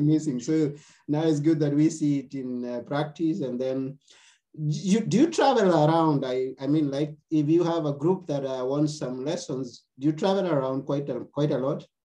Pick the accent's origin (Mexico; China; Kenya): Kenya; now in Athens, Greece; I come from Kenya. Right now, okay. I'm, in, I'm, in, Athens, Greece myself.